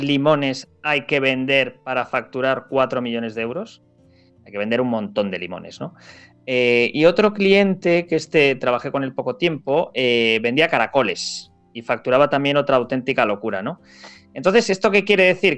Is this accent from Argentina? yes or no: no; Spain; los españoles